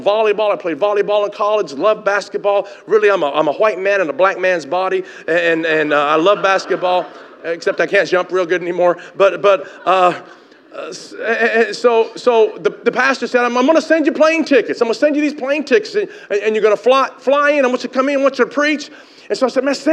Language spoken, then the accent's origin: English; Tennessee, United States; moved away as an adult; also born or lived in Canada; now in Chula Vista, United States; I grew up in Tennessee